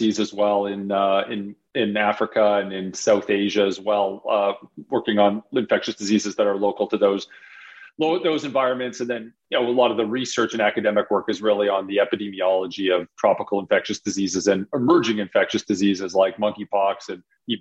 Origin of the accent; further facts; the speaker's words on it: Calgary, Alberta, Canada; moved away as an adult; also born or lived in Toronto / Harvard; I grew up in Calgary, did my undergrad in Calgary